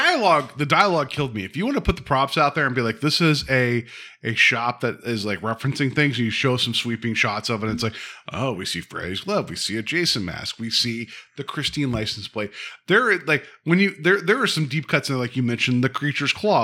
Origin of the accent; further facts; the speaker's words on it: West Virginia, United States; I'm from West Virginia